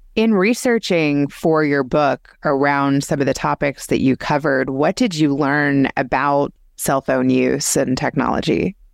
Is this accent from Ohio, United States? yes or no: no; Kentucky, United States; I grew up in Kentucky